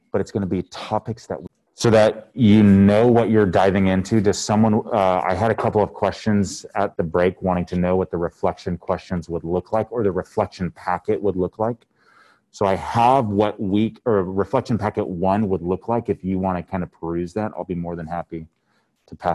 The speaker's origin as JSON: {"language": "English", "town": "Temecula", "region": "California", "country": "United States", "tie": "born or raised there", "also_born_or_lived": "Corona / Riverside / Los Angeles / Kentucky", "said": "Yeah, I was born in Corona. Uh, grew up sort of in the Temecula area."}